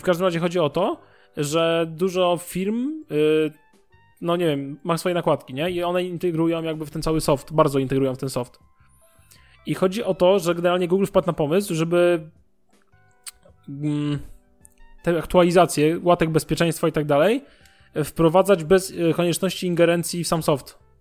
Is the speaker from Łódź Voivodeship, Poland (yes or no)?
no; Warsaw, Masovian Voivodeship, Poland; ja mieszkam w Warszawie od urodzenia